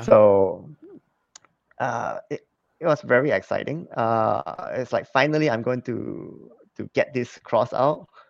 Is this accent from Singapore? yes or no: yes; Singapore; moved away as an adult; also born or lived in Hong Kong; I was born in Singapore, so I'm a Singapore citizen.